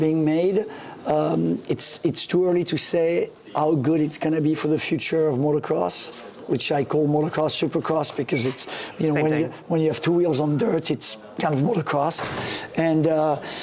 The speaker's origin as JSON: {"language": "English", "country": "France", "tie": "born or raised there", "moved": "yes", "said": "when I was a kid growing up in France"}